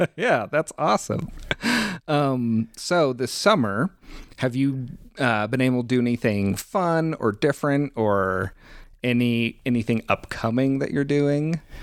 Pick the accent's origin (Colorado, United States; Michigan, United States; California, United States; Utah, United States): Colorado, United States; I'm from Colorado